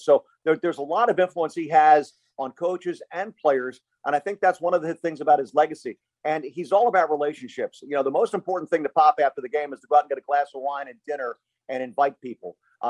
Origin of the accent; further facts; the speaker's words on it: Philadelphia, Pennsylvania, United States; my hometown of Philadelphia